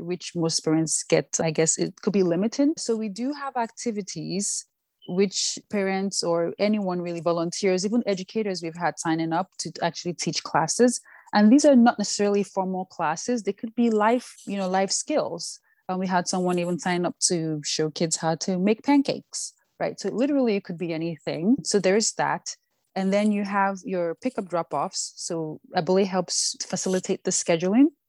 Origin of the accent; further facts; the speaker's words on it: Nigeria; first language Yoruba; English is a second language; moved away as an adult; also born or lived in New York, United States / Washington, D.C., United States; now in United States; growing up in Nigeria